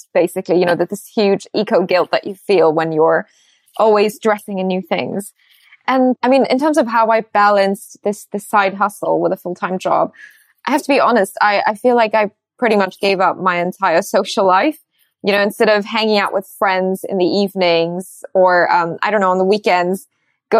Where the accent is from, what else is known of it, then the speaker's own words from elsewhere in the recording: Singapore; moved away as an adult; also born or lived in Rajasthan, India / United States; now in London, United Kingdom; And then I moved to Singapore when I was 2.5 years old. So I grew up my entire life in Singapore.